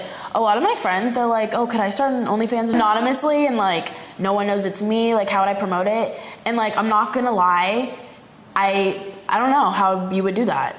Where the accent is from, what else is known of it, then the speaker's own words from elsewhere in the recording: Orlando, Florida, United States; moved away as an adult; also born or lived in Ohio / Los Angeles; now in Miami, United States; I grew up in Orlando, like high school, and then I moved to Miami 2 years ago, maybe like 2021.